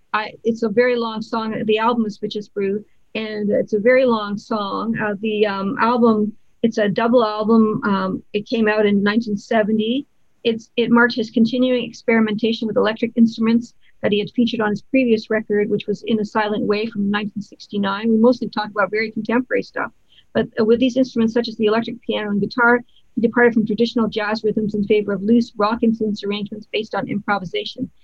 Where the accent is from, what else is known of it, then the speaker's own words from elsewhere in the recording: Canada; as a Canadian